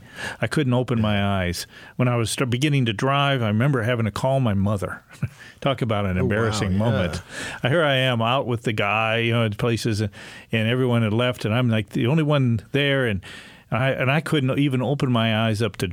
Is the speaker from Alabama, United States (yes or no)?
no; Leicester, North Carolina, United States; I'm from Leicester